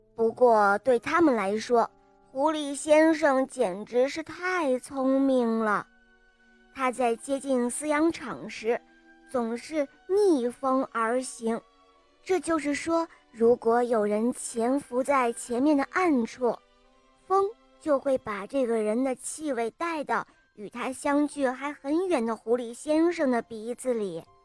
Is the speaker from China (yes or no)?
yes; Yanbian, Jilin, China; 我七岁了，我来自吉林延边